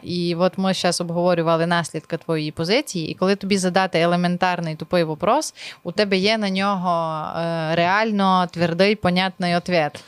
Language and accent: Ukrainian; Zakarpattia Oblast, Ukraine; я з Закарпаття, а там все по-другому